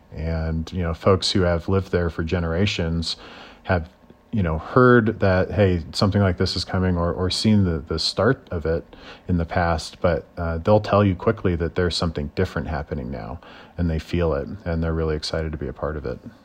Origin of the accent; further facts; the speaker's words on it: Nebraska, United States; moved away as an adult; now in Denver, United States; I'm from Nebraska, so it was already a bigger town than I'm accustomed to.